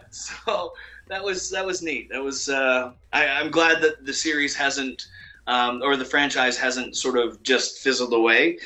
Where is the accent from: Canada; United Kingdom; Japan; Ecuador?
Canada; I'm Canadian